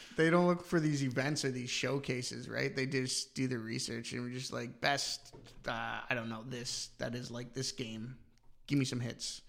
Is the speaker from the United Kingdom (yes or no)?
no; London, Ontario, Canada; now in Ireland; where I'm from, London, Ontario